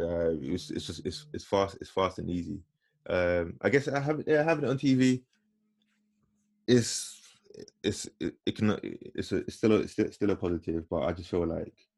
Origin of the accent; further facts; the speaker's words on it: London, United Kingdom; being black and growing up in growing up in London